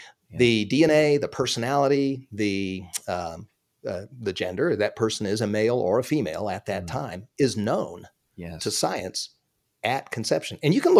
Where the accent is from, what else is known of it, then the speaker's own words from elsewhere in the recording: Pasadena, California, United States; born there; I mean, I was born in Pasadena. I always had a nostalgia for Southern California.